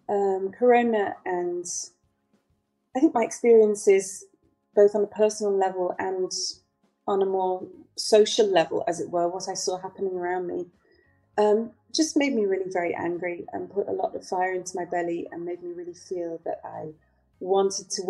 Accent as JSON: {"language": "English", "town": "Manchester", "region": "North West England", "country": "United Kingdom", "also_born_or_lived": "Italy / Netherlands", "lives_now": "Portugal", "said": "Um, I'm originally from Manchester in England."}